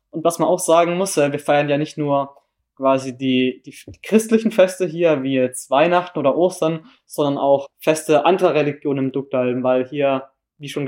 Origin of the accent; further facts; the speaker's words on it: Wittenweier, Baden-Württemberg, Germany; now in Hamburg, Germany; komme aus Wittenweier. Das ist ein kleines Dorf in der Nähe von Freiburg im Breisgau. Also ich komme ganz aus dem Süden.